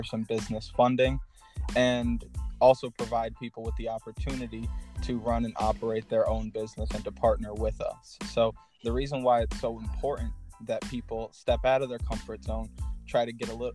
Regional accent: Schenectady, New York, United States; also born or lived in North Carolina; I grew up in the Schenectady area. I was originally born in North Carolina. Moved to upstate New York shortly after, and I've lived in the Schenectady area for the last 17 years

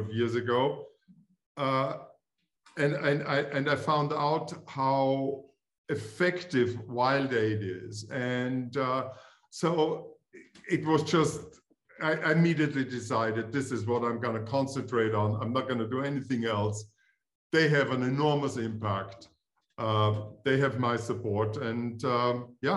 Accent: Styria, Austria; English is a second language; moved away as an adult; also born or lived in Vienna; now in United States; I'm from Austria. I'm actually from the same province than Arnold

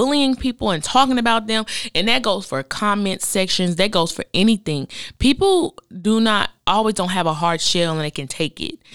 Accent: Oklahoma, United States; moved away; we grew up in Oklahoma together, then she moved to Dallas, I moved here

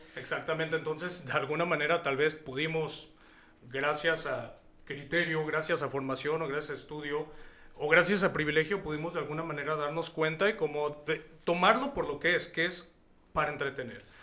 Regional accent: Hidalgo, Mexico; now in Guadalajara, Mexico; yo llevo 17 años viviendo aquí en Guadalajara, yo soy hidalguense

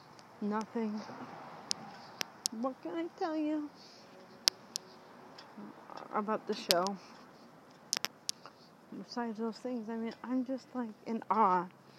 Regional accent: United States; Even a tiny bit of Spanish. And Native American. I'm American. Anyway. I have Italiano blood

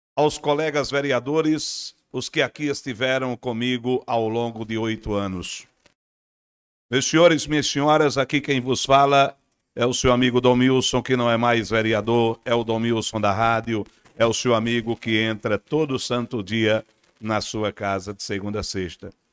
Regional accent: São Bento, Paraíba, Brazil; Parabéns, São Bento. Parabéns, minha terra. Parabéns, minha casa

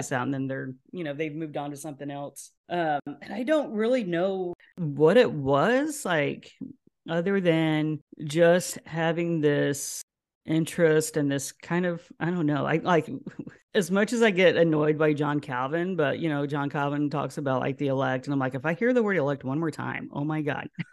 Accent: Houston, Texas, United States; also born or lived in Lubbock, Texas; now in Austin, United States; moved to Houston, that's where her, her mom was. Spent the remainder of my childhood there and graduated from high school, from Kingwood

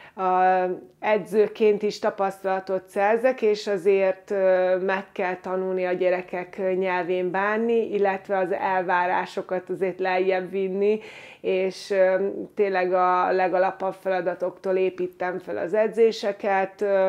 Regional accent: Győr, Győr-Moson-Sopron, Hungary; moved away as an adult; én Győrben nevelkedtem

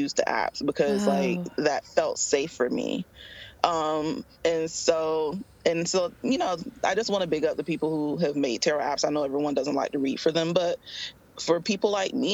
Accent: West Palm Beach, Florida, United States; now in Tampa, United States; I grew up in West Palm Beach, Florida, but I currently reside in Tampa, Florida

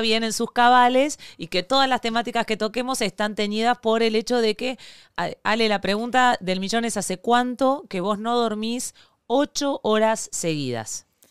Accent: Argentina; born or raised there; moved away as an adult; now in Venezuela

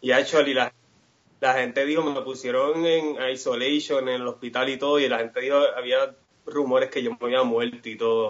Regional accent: Guaynabo, Puerto Rico; moved away as an adult; also born or lived in Alabama / Miami / Melbourne, Australia; soy de Guaynabo City.

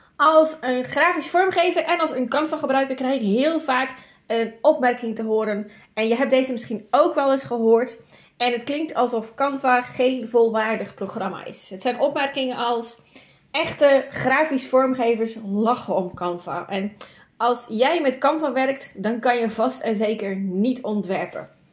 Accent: Zeeland, Netherlands; Ik ben een Zeeuwse. Water is altijd dichtbij.

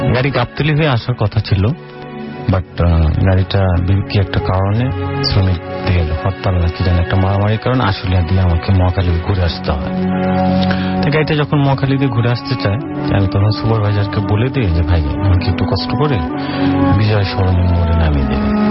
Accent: Bogra, Rajshahi Division, Bangladesh; now in Dhaka, Bangladesh; আমার গ্রামের বাড়ি বগুড়া

